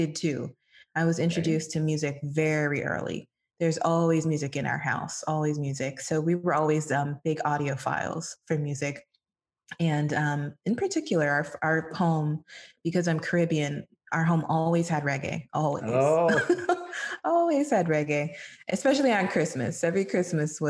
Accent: Miami, Florida, United States; Miami is my hometown

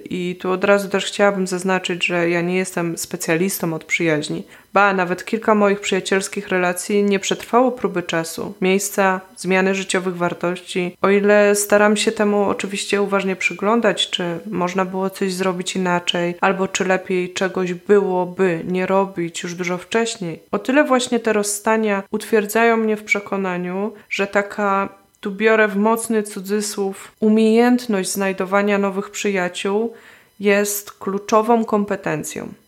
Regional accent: Poland; moved away; od czasu, gdy wyemigrowałam z Polski

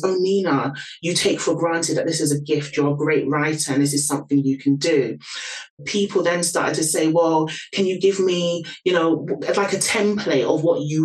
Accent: London, United Kingdom; can probably hear from my accent, born and raised in London.

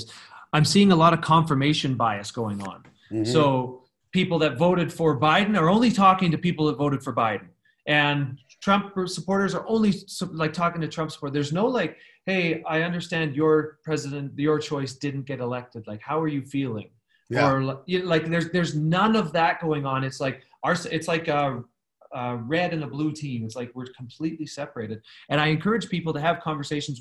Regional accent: Canada; moved away as an adult; now in Los Angeles, United States; I am a Canadian. I have my US green card, but I'm not a US citizen

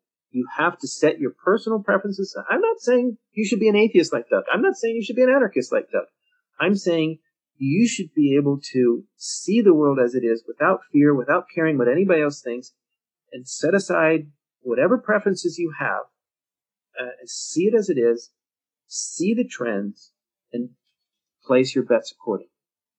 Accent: Mexico; you know, I'm from Mexico, so I'm pro-Mexico. I know that, so I'm going to beware, and I'm going to make every effort not to have pro-Mexico blinders on when I look at mining in Mexico, say.

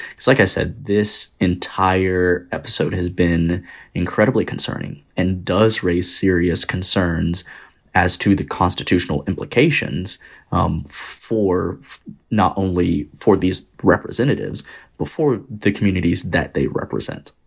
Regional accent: Bristol, Tennessee, United States; I was born and raised in East Tennessee, in Bristol, which is right on the border of Tennessee and Virginia

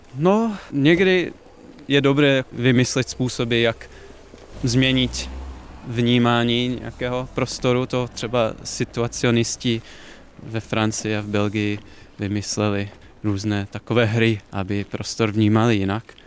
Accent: a small town in Ohio, United States; Czech is a second language; moved away as an adult; also born or lived in Iowa, United States / Chicago, United States; now in Prague, Czech Republic; Já jsem vyrostl v malém městě v Ohio

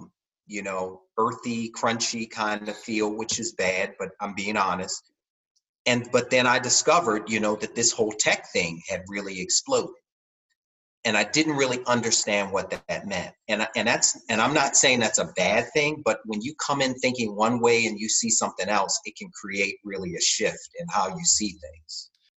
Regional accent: Baltimore, Maryland, United States; now in San Francisco, United States; I came straight from Baltimore, Maryland at that point.

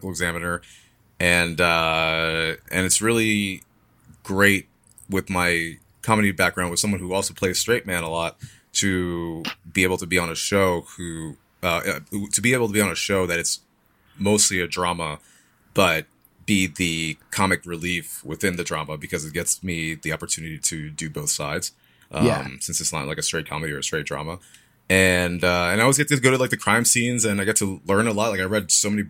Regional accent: New York City, New York, United States; moved away as an adult; also born or lived in Poconos, Pennsylvania; now in Los Angeles, United States; I was born in Brooklyn. Then when I was seven, moved to the Poconos, lived there for a bit, and then back to New York

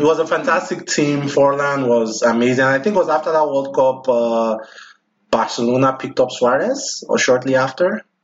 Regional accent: Nigeria; now in United States; I'm Nigerian

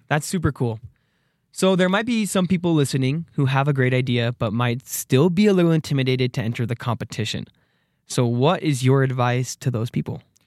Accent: Arizona, United States; moved away as an adult; now in Rexburg, United States; I'm from Arizona

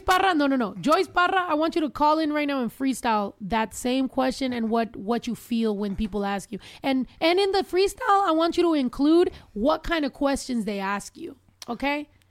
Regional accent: Mexico; moved away; us growing up in Mexico because so in the small, very small town where we're from

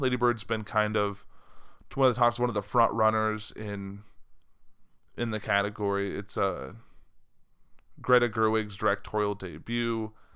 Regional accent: United States; being an American

